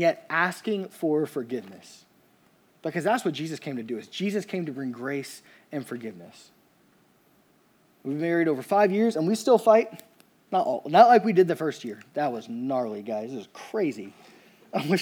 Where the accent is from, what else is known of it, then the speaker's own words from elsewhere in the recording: Louisiana, United States; I'm from Louisiana